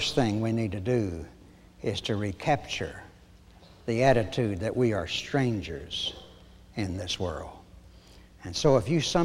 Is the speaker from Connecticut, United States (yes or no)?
no; Oklahoma, United States; I was born in Oklahoma, of course.